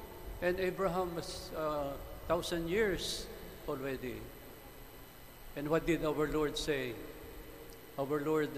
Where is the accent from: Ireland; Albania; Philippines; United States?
Philippines; we Filipinos are religious and are devotional.